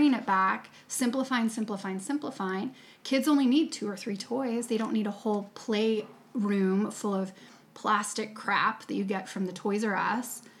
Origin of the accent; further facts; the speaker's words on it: United States; I'm coming from America, American yoga teacher